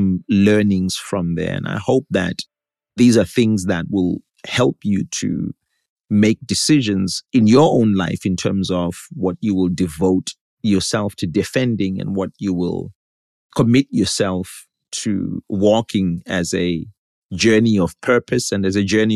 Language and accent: English; Zimbabwe; moved away as an adult; also born or lived in United States